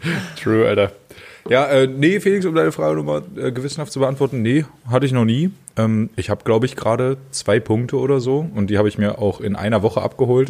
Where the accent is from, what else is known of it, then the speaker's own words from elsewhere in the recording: Germany; moved away; ich komme halt aus dem Harz